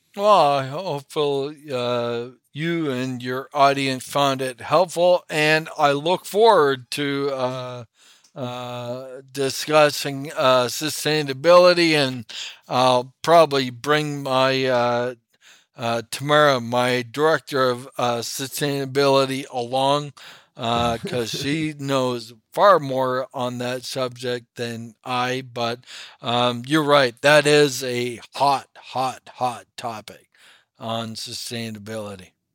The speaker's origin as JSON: {"language": "English", "town": "Toronto", "region": "Ontario", "country": "Canada", "tie": "born or raised there", "also_born_or_lived": "Parry Sound, Ontario", "said": "grew up in Toronto, but every weekend we had a cottage hundred and sixty miles north on Georgian Bay"}